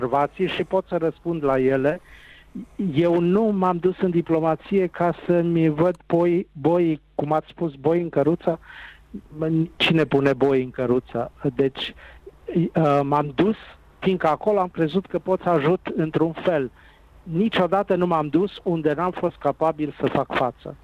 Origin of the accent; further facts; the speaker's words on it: Timișoara, Timiș County, Romania; Și eu sunt timișorean, și eu sunt bănățean